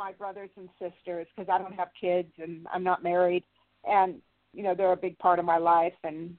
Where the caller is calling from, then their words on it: Santa Barbara, California, United States; I'm calling while the mudslides are in Santa Barbara, California.